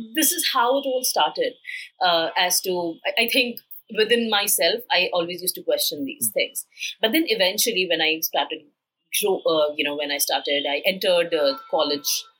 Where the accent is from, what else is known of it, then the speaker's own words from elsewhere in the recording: India; had grown in a typical middle class Indian family